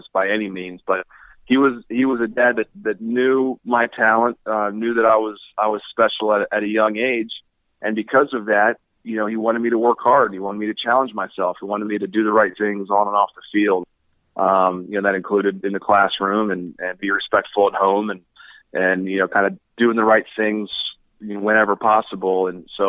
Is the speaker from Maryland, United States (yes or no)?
yes; Baltimore, Maryland, United States; I grew up in Baltimore